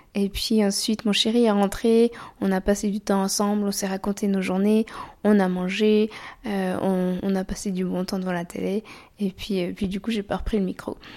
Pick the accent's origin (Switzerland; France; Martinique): Switzerland; On est suisse